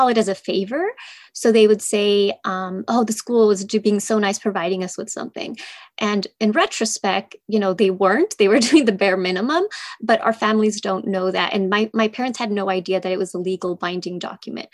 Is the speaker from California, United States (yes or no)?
yes; California, United States; also born or lived in Mexico; I grew up in California in a small rural town